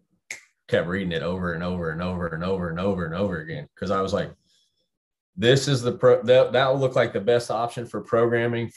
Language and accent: English; Temple, Texas, United States; moved away; also born or lived in Dallas, Texas / Austin, Texas; We're from Temple, an hour north.